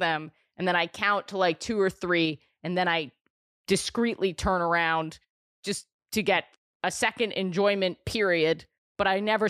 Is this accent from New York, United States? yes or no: yes; New York City, New York, United States; New York City. I'm born and raised here in the city.